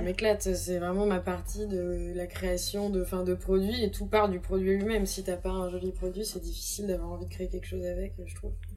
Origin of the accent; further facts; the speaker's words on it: Brittany, France; je suis bretonne